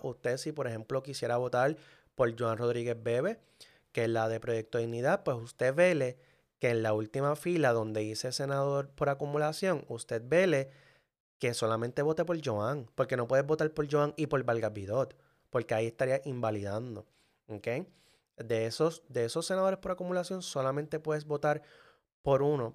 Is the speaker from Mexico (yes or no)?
no; Manatí, Puerto Rico; Manatí, que es mi pueblo, es un pueblo pequeño